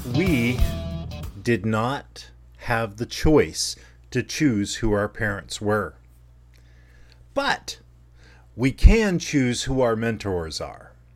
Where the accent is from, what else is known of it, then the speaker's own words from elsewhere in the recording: Dunnellon, or Ocala, Florida, United States; growing up in Dunellen, Florida, or Ocala, Florida